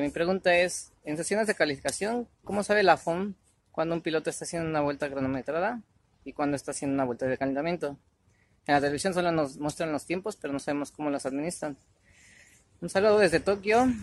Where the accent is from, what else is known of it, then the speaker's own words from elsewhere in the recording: Mexico; soy de México